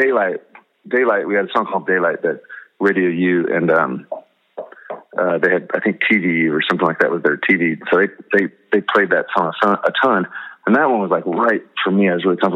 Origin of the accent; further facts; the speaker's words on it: Nebraska, United States; I'm from Nebraska. Didn't know where Ohio was till we started touring. grew up in a Christian home. Started my band in high school